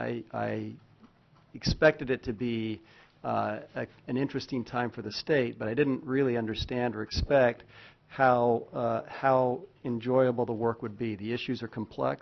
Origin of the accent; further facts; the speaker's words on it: Oregon, United States; also born or lived in Kansas; now in Alaska, United States; I'm from Oregon